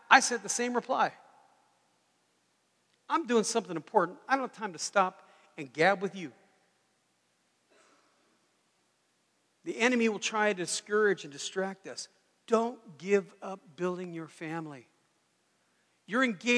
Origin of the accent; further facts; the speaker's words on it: United States; I'm very American